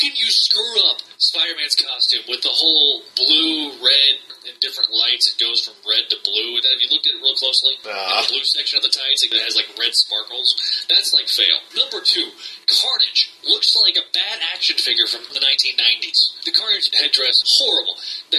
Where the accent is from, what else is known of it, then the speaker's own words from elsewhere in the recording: Ireland; Because I grew up in Ireland, yeah.